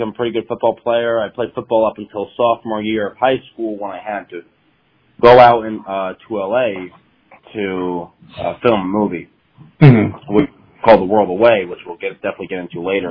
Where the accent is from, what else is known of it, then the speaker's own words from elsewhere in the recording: Franklin Lakes, New Jersey, United States; also born or lived in North Haledon, New Jersey; I grew up in a small town in Jersey called North Haven, but spent most of my time in the neighboring town, which is Franklin Lakes